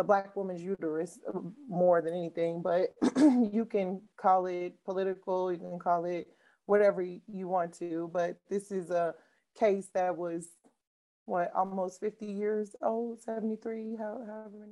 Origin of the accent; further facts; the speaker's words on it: Midwest, United States; I grew up in the Midwest